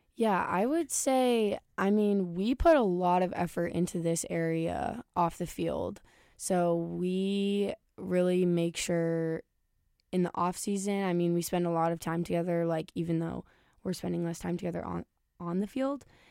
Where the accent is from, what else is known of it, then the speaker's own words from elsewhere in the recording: Ankeny, Iowa, United States; moved away as an adult; now in Kansas City, United States; I am from Ankeny, Iowa